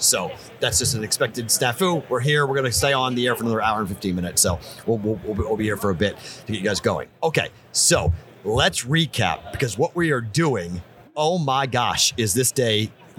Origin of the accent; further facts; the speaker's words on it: Andover, Massachusetts, United States; moved away; for the Bostonian, me